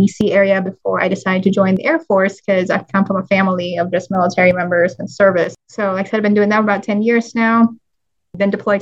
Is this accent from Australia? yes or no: no; Manila, Metro Manila, Philippines; now in United States; I'm actually full Filipino, born and raised in Manila